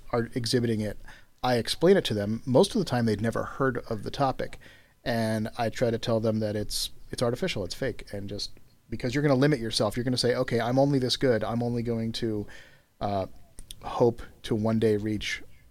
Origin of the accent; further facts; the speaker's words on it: United States; I'm American, obviously. I live in the U.S. I was born here, lived here my whole life.